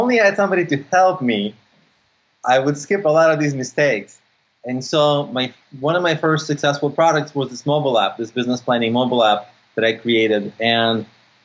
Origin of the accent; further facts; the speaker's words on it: San Francisco, California, United States; also born or lived in Odessa, Ukraine; I grew up in the States. I grew up in San Francisco.